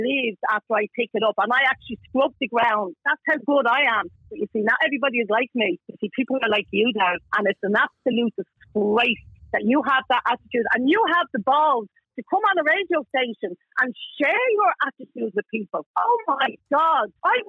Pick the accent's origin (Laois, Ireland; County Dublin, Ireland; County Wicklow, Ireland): County Dublin, Ireland; Dublin; I come from Kilbarry, where the snapper was filmed